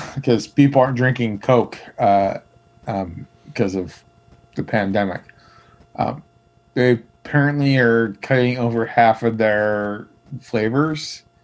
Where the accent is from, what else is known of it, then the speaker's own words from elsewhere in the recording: Michigan, United States; moved away; also born or lived in Milwaukee, Wisconsin; I grew up in Michigan